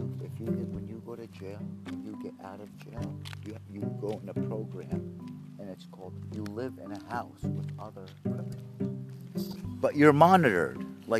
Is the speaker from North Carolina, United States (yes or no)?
no; Haledon, New Jersey, United States; also born or lived in Wayne, New Jersey; And I grew up in Haledon when it was predominantly white.